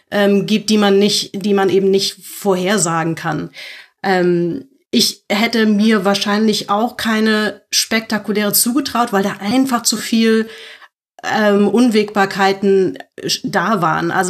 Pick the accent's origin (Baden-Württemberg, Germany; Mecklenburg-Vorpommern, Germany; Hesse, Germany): Hesse, Germany; Frankfurt; Und ich bin als Frankfurter irgendwie auch leidgeprüft